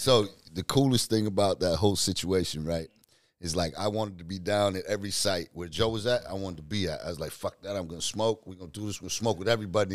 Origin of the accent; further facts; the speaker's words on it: New Zealand; now in United States; I'm from New Zealand, but I live in the States